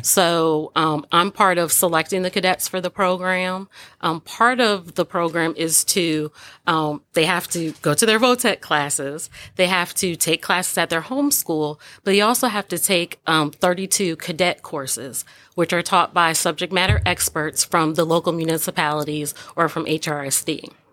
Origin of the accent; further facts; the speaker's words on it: Old Bridge, New Jersey, United States; moved away; I grew up in Old Bridge, New Jersey